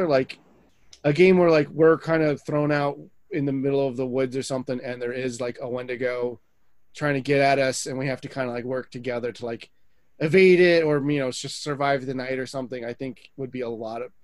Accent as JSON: {"language": "English", "region": "New Jersey", "country": "United States", "said": "we're all from Jersey here."}